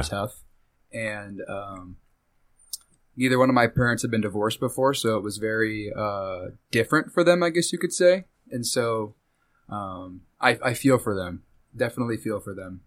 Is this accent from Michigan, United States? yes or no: no; Wichita, Kansas, United States; moved away as an adult; also born or lived in Mulvane, Kansas / Hutchinson, Kansas; now in Tampa, United States; I grew up here in Wichita, Kansas. Uh, for the first eight years of my life, I, um, kinda moved around, and then this is where my family ended up hunkering down at. And I was here until I graduated high school.